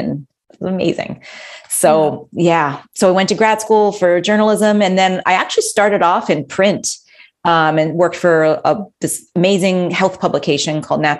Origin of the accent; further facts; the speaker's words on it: Massachusetts, United States; moved away; I grew up in Massachusetts. I went back to Massachusetts